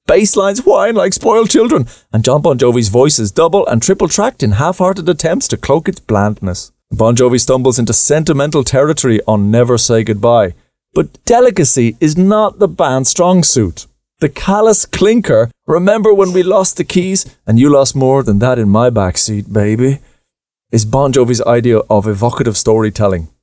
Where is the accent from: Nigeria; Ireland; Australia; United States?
Ireland; us growing up in Ireland